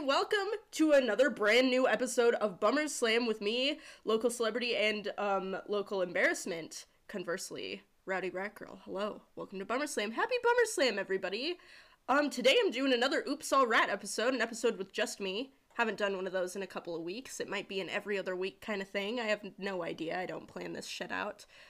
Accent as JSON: {"language": "English", "region": "South Dakota", "country": "United States", "tie": "born or raised there", "said": "She's from my home state"}